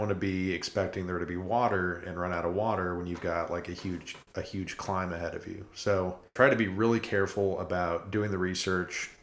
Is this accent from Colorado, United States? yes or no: yes; Colorado, United States; when I was a kid, growing up in Colorado